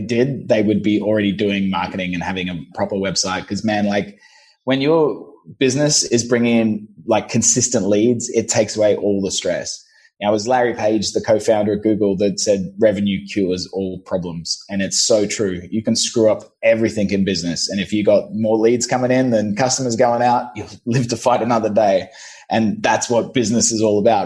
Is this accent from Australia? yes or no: yes; Brisbane, Queensland, Australia; moved away as an adult; also born or lived in London; I'm originally from Brisbane, Australia